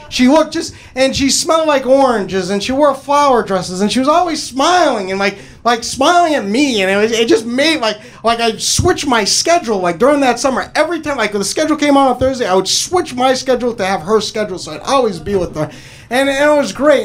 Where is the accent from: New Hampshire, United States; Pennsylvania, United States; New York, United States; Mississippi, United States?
New Hampshire, United States; moved away; I'm originally from New Hampshire